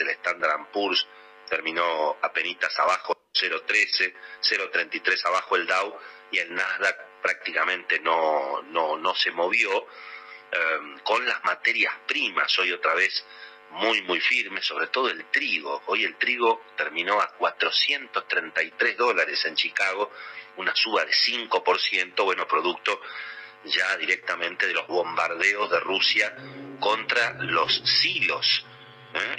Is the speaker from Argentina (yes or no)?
yes; Argentina; somos prisioneros los argentinos